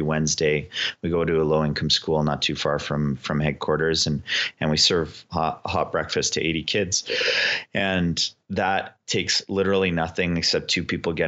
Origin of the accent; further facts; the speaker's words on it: Canada; And for us to proudly say that we are Canadian and work diligently to represent Canada, pretty cool.